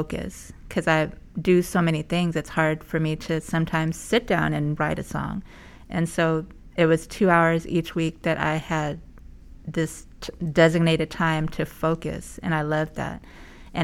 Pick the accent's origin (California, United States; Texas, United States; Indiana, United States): California, United States; Oxnard; now in San Diego, United States; I come from Oxnard, California, originally